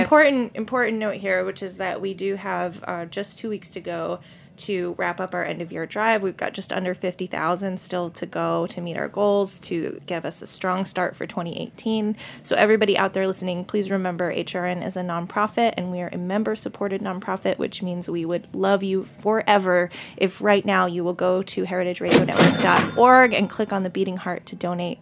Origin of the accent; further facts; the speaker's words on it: South Berwick, Maine, United States; I'm from Southern Maine